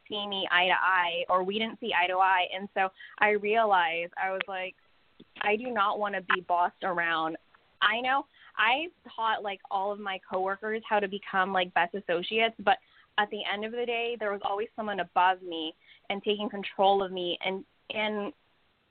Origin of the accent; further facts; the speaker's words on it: California, United States; I was born here in California